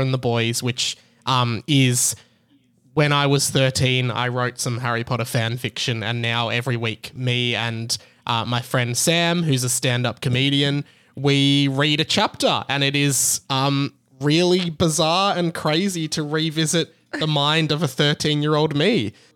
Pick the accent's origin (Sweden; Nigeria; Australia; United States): Australia; Melbourne, Victoria; I'm from Melbourne in Australia